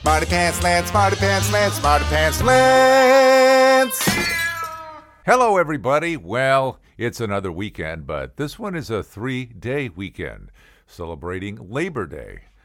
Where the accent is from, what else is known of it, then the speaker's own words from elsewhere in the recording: St. Louis, Missouri, United States; I grew up in St. Louis